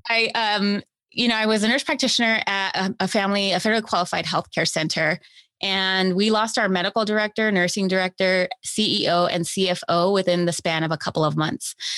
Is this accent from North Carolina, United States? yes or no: no; Los Angeles, California, United States; I grew up here in Los Angeles